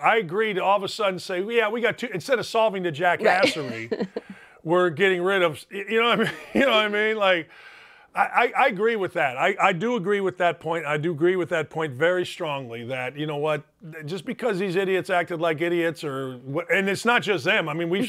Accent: Chicago, Illinois, United States; I'm not Southern Indiana guy. You know, I grew up watching DePaul. I was from Chicago area.

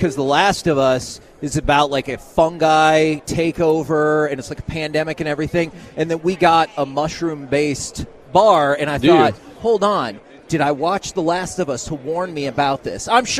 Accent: the Metroplex, Texas, United States; as we're from the Metroplex

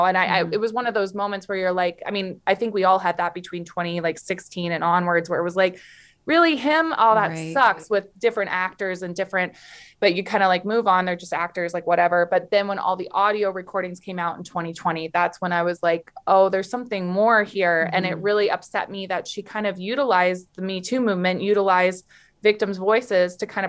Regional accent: Florida, United States; born there; also born or lived in Canada; I was born in Florida, but I've lived most of my life in Canada. Now I'm back in Florida.

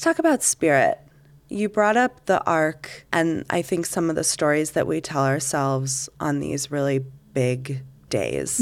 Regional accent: Canada; now in Salt Lake City, United States; I am Canadian.

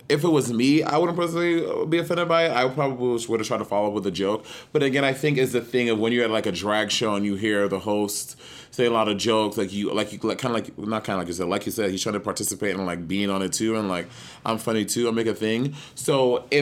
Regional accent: New York City, New York, United States; growing up in New York City

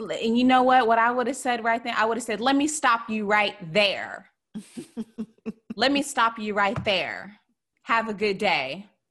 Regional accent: the South, United States; I grew up Christian, which is you're supposed to be very polite and I'm from the South

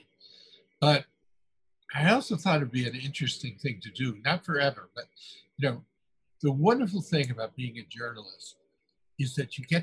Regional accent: Hartford, Connecticut, United States; moved away; Hartford, Connecticut, which is where I grew up.

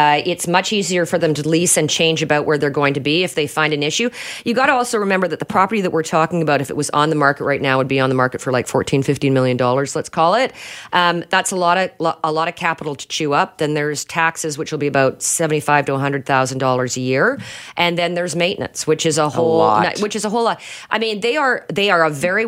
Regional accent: Canada; We're Canadian

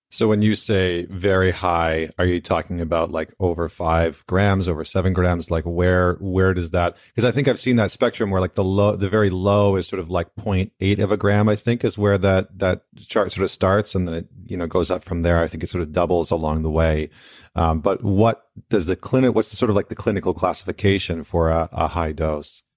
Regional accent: Canada; I'm Canadian

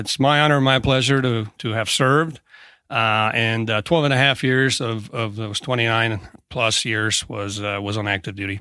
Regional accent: Tracy, California, United States; moved away as an adult; I uh, grew up in Tracy, California. Uh, it's about 80 miles east of San Francisco. Went to high school there

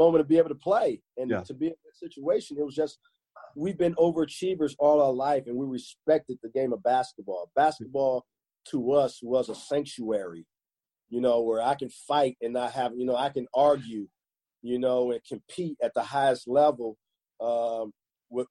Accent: Gary, Indiana, United States; I'm from Gary, Indiana.

